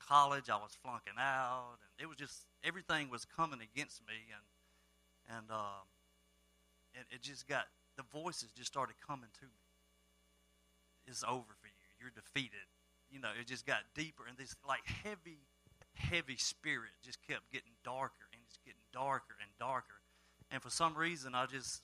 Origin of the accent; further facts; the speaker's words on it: Starkville, Mississippi, United States; I am from Starkville, Mississippi, home of the Bulldogs